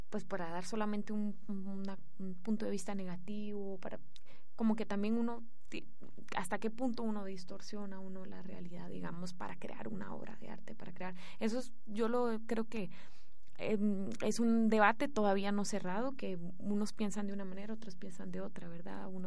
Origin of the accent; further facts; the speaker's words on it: Guatemala; bueno, yo que vengo de Guatemala, o sea, realmente esto es un lujo, es un privilegio